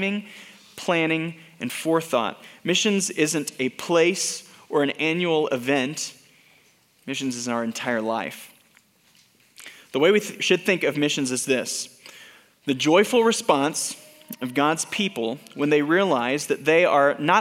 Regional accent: Denton, Texas, United States; when I was growing up in Denton, Texas, my childhood home

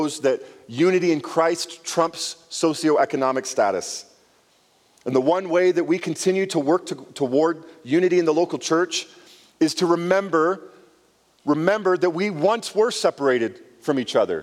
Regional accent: Canada; growing up in Canada, I had friends who were Indians

